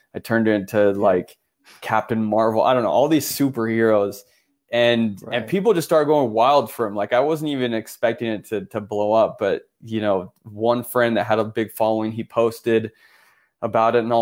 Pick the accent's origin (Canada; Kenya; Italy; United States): Italy; Florence, Tuscany; born in Florence, but I'm half Italian, half American. My mom's American.